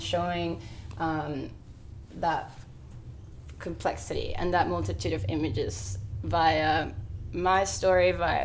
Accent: Venezuela; born or raised there; English is a second language; now in Sydney, Australia

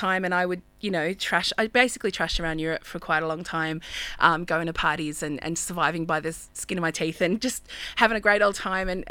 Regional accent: Australia; moved away as an adult; also born or lived in London; as an Australian in London

